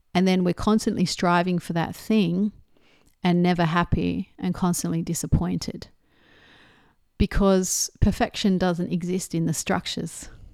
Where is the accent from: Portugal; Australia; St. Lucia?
Australia; being Australian, growing up in a lower middle class family